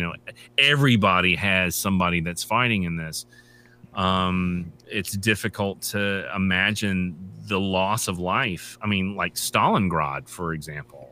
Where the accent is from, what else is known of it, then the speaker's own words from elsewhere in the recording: United States; also born or lived in Japan; as an American